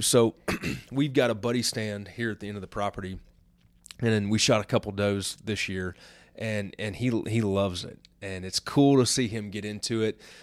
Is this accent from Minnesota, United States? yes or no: no; Illinois, United States; I grew up in Illinois in the, in the, you know, eighties and nineties